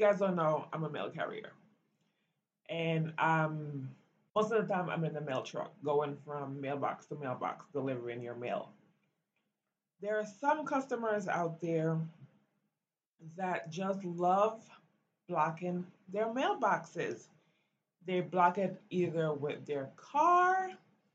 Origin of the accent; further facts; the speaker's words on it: Belize; now in United States; growing up in Belize